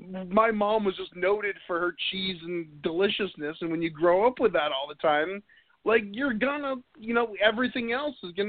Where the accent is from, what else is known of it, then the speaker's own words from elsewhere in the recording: New Hampshire, United States; moved away as an adult; I'm originally from New England and New Hampshire